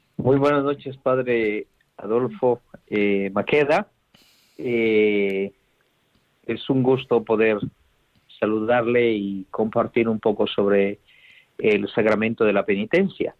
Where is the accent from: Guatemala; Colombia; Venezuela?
Guatemala; moved away; en una diócesis de Guatemala, de donde yo soy